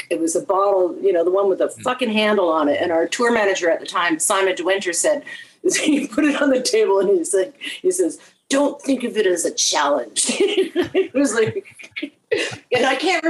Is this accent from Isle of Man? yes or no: no; Canada; I'm Canadian